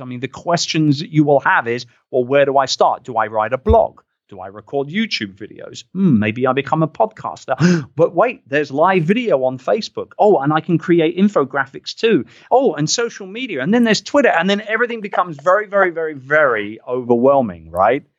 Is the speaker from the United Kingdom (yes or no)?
yes; United Kingdom; I'm a Brit